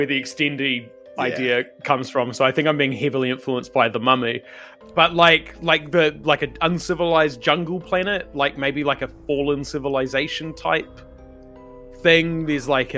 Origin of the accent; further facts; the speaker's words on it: Invercargill, Southland, New Zealand; accent: rolled R's; now in Wellington, New Zealand; I am from Waihopoi, I think is the Māori name for Invercargill. That's why I roll my R's.